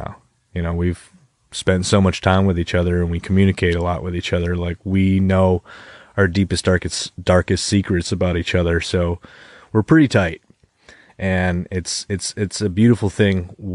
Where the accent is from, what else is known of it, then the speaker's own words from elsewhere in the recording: Webster, New York, United States; We grew up together in Webster